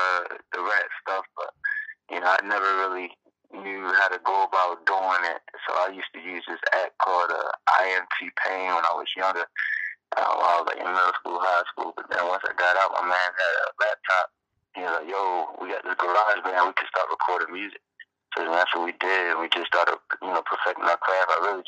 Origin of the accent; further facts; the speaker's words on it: Southern Maryland, United States; I'm from Southern Maryland, so that's like 15 minutes away from South Baltimore.